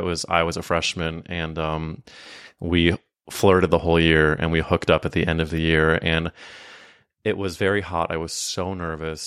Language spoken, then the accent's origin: English; Midwest, United States; I was growing up in the Midwest